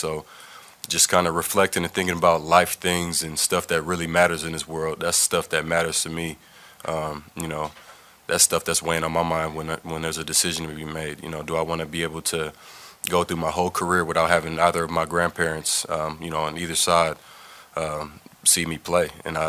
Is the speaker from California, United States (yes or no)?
yes; East Palo Alto, California, United States; I grew up in East Palo Alto